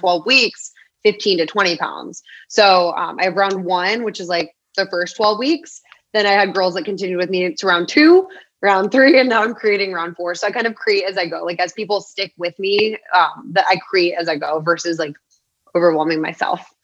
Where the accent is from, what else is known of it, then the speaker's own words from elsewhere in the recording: Phoenix, Arizona, United States; Born and raised in Arizona